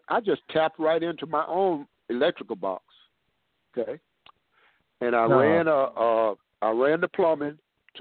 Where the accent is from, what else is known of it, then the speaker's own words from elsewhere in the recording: Houston, Texas, United States; I was born and raised in Fifth Ward, Texas, in Houston, Texas.